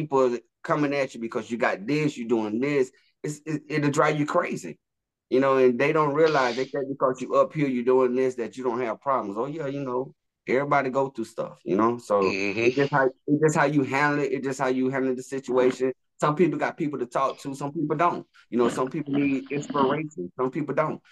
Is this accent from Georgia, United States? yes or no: yes; Augusta, Georgia, United States; we're from Augusta